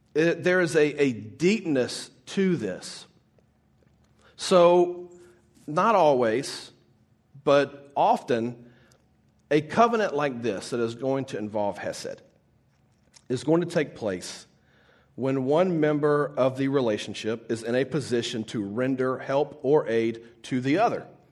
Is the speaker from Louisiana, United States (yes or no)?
yes; Baton Rouge, Louisiana, United States; moved away; I'm originally from Baton Rouge, Louisiana